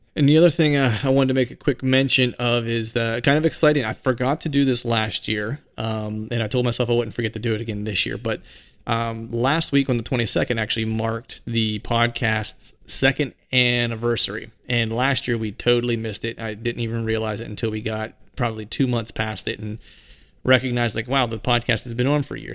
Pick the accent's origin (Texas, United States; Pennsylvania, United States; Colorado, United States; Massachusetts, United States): Pennsylvania, United States; Bedford; moved away as an adult; also born or lived in Philadelphia area, Pennsylvania; I live outside of Philadelphia, and my hometown's in, in Bedford